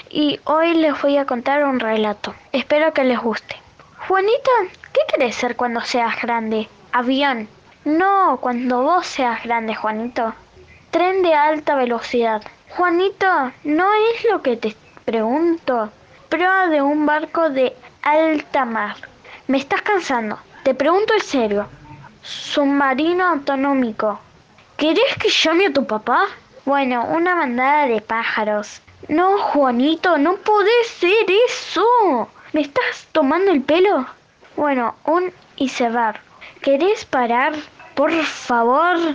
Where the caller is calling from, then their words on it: Villa Quinteros, Tucumán, Argentina; de Villa Quinteros, Tucumán.